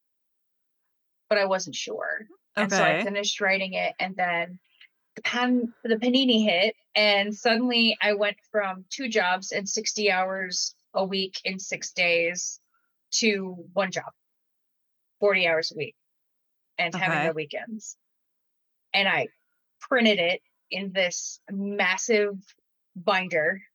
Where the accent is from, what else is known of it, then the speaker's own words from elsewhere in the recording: Michigan, United States; I'm from Michigan, so that's a very big dynamic out here, very much blue collar, and so that humor has always been in my ears, and it's always been what I've heard growing up